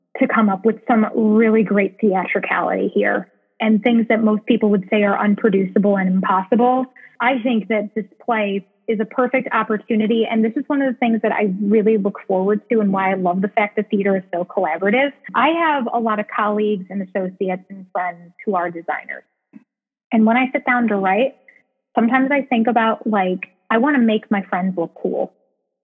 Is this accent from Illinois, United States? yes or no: yes; Chicago, Illinois, United States; I'm from Chicago. I was born and raised here.